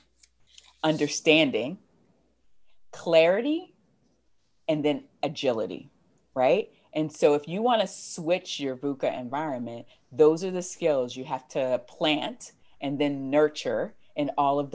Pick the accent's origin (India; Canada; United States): United States; I'm American